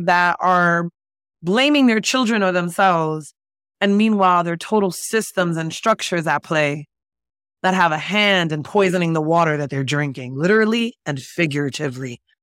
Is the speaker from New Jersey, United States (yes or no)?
yes; Jersey City, New Jersey, United States; moved away as an adult; also born or lived in San Francisco Bay Area; I was raised in Jersey City, New Jersey